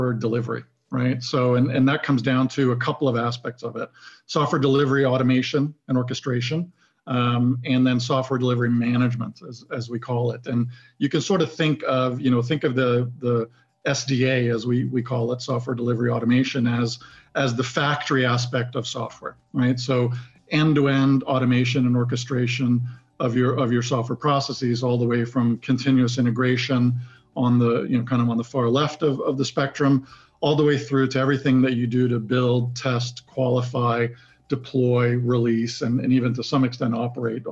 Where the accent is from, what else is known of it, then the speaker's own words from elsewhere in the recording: Sweden; moved away as an adult; now in United States; I was born and grew up and spent the majority of my childhood in Sweden